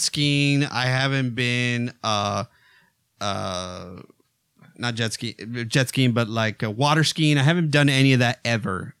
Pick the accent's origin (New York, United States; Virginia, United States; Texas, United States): Texas, United States; I grew up in Texas. I grew up on a ranch